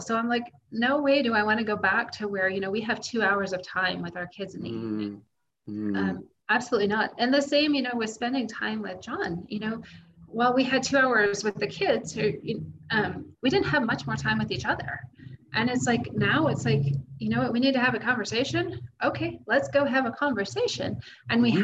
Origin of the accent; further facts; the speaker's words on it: United States; moved away as an adult; my life as an American living in America.